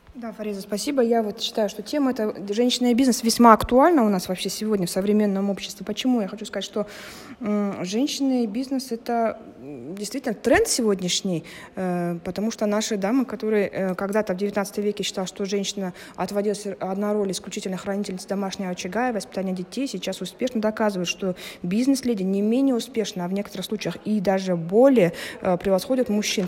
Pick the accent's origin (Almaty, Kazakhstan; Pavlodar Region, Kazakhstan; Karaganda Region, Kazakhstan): Pavlodar Region, Kazakhstan; Pavlodar; я из Павлодара